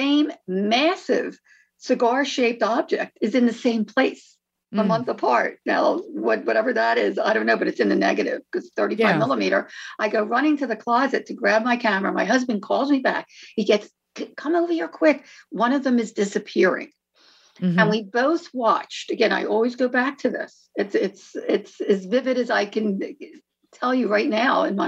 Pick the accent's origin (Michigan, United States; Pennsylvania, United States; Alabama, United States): Pennsylvania, United States; Philadelphia; now in Paradise Valley, United States; we're originally from Philadelphia